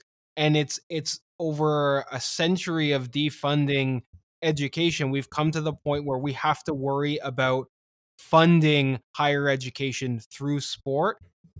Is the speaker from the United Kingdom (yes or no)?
no; Canada; I've been made fun of several times lately on Twitter for being Canadian.